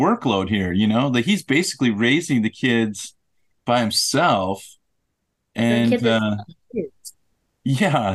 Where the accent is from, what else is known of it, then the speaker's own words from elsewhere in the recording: United States; I'm an American